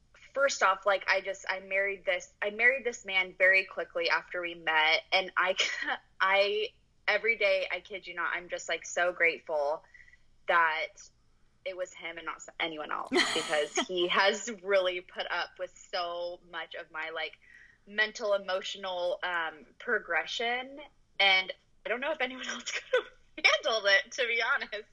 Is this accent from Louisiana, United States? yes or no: no; Newport Beach, California, United States; moved away as an adult; also born or lived in Utah; now in Dallas, United States; I grew up in Newport Beach, California